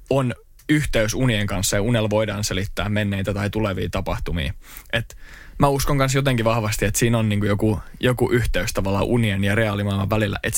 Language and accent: Finnish; Turku, Southwest Finland, Finland; Mun piti laittaa oikein tämmöinen paita, missä lukee Product of Turku